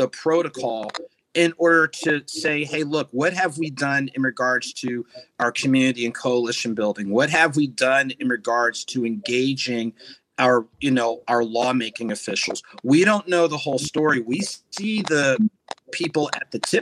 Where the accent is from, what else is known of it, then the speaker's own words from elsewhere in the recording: New Jersey, United States; growing up in New Jersey